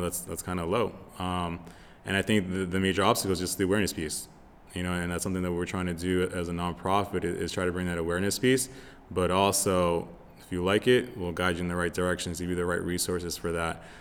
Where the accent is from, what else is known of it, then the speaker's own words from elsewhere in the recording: Lowell, Massachusetts, United States; moved away as an adult; also born or lived in Florida; now in Los Angeles, United States; I'm originally from Massachusetts, uh, born and raised in Lowell